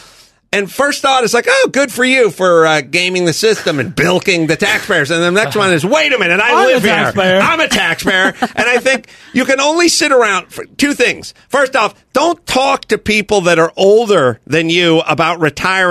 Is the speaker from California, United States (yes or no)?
yes; Los Angeles, California, United States; I'm a poor person from North Hollywood.